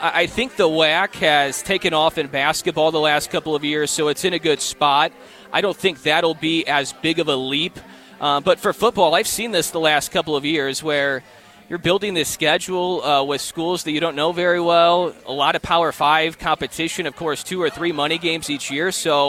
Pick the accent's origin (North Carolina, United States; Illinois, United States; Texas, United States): Illinois, United States; that was a name that I had heard for a while because I am from Southern Illinois, so I knew all about Jerry Kill and what he did with the Salukis